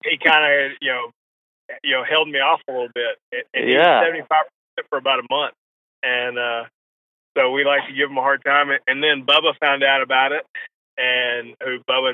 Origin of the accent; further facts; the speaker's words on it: New England, United States; I was born in New England